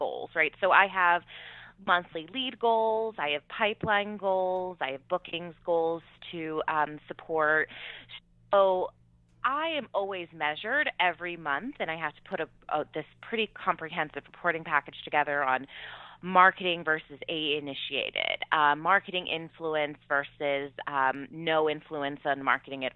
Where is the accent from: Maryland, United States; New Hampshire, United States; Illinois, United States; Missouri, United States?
New Hampshire, United States; I'm from New Hampshire